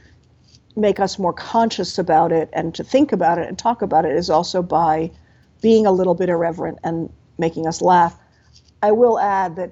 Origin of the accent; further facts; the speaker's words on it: Washington, District of Columbia, United States; I grew up in Washington, D.C.